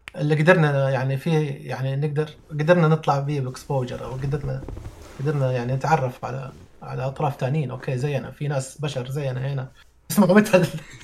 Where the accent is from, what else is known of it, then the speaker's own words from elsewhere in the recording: Saudi Arabia; أنا من مواليد السعودية وما خرجت من السعودية.